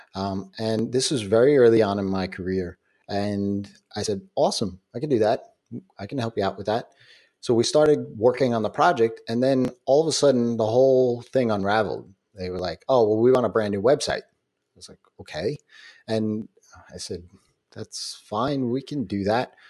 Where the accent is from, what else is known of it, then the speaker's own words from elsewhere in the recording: New York, United States; I'm a New Yorker